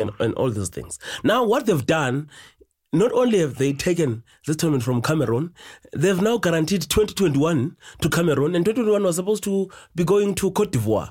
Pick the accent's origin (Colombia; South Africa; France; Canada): South Africa; East London, Eastern Cape; also born or lived in Soweto; in East London, um, area where I come from